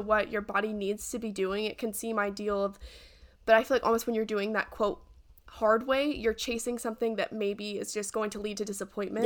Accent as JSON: {"language": "English", "region": "the South", "country": "United States", "tie": "born or raised there", "said": "growing up in Southern culture"}